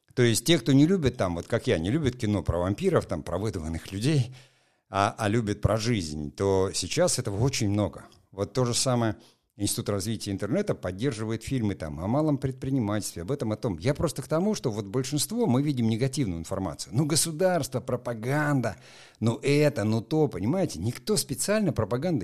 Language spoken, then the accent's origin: Russian; Murmansk, Murmansk Oblast, Russia; я сам из Мурманска, прекрасно знаю, там первая моя съемка на мурманском телевидении состоялась